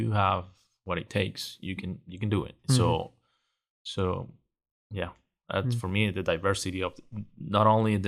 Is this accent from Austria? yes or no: no; Venezuela; now in Texas, United States; I'm originally from Venezuela